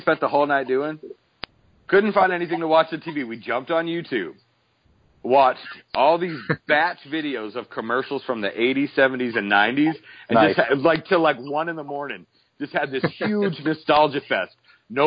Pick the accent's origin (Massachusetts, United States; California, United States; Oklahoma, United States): Massachusetts, United States; Boston; now in Atlanta area, United States; I'm originally from Boston